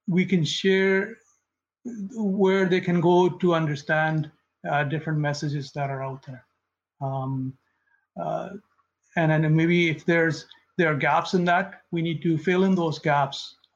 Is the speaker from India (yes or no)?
yes; India; moved away; I grew up in India, and I have a good understanding of Punjabi